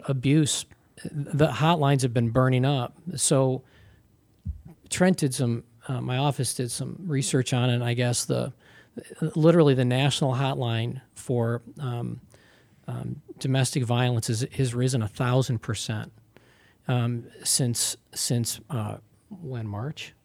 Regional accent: Pittsford, New York, United States; upstate New York and at Pittsford, Pittsford, Mendon

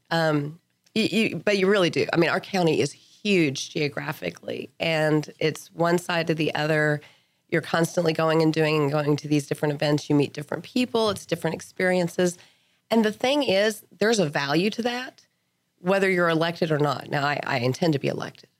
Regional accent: Lubbock, Texas, United States; moved away as an adult; I grew up in Lubbock

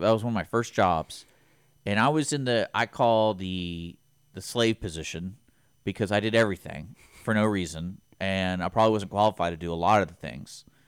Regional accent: Houston, Texas, United States; growing up in Houston

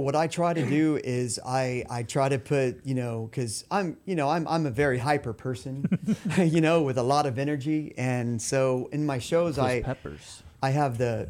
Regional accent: Mexico; since I grew up in Mexico, you know, I learned how to read it, write it, speak it. You know, I'm fluent.

